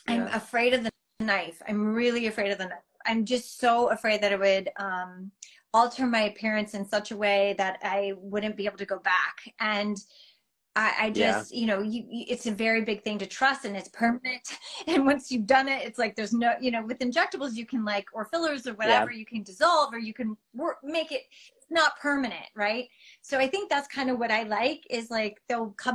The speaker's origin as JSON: {"language": "English", "town": "Las Vegas", "region": "Nevada", "country": "United States", "tie": "born or raised there", "said": "I grew up in Vegas"}